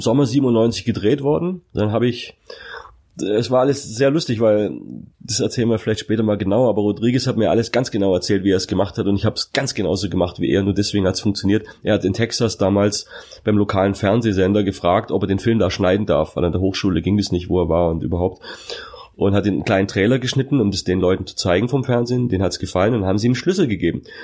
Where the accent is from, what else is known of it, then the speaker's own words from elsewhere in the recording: Magstadt, Baden-Württemberg, Germany; also born or lived in Sindelfingen; Ich bin ja eigentlich geborener Schwabe